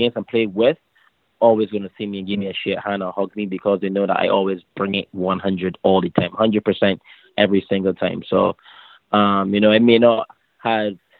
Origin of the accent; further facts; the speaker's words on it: Barbados; Barbados, my home country